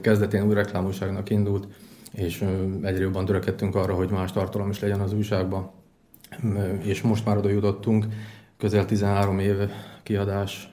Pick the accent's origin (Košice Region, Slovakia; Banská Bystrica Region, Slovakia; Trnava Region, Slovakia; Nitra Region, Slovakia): Košice Region, Slovakia; Tiszacsernyő; moved away as an adult; also born or lived in Kráľovský Chlmec, Slovakia; now in Dunajská Streda, Slovakia; 23 évig éltem, eh, Tiszacsenőben Királyhámecen születtem